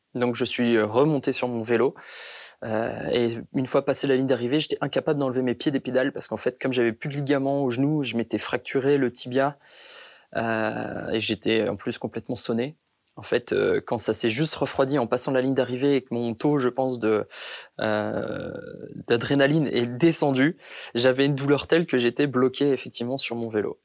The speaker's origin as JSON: {"language": "French", "town": "Béthune", "region": "Hauts-de-France", "country": "France", "tie": "born or raised there", "also_born_or_lived": "Brisbane, Australia", "said": "ramener cette victoire à Béthune, au final, c'était une, euh, une médaille que j'avais envie de partager avec avec tous les gens qui ont partagé mon enfance"}